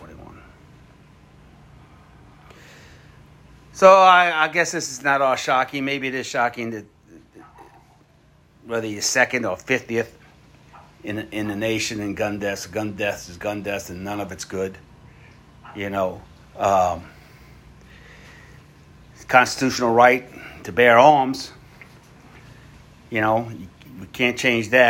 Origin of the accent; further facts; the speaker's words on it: New Orleans, Louisiana, United States; Here in Louisiana, I'm from New Orleans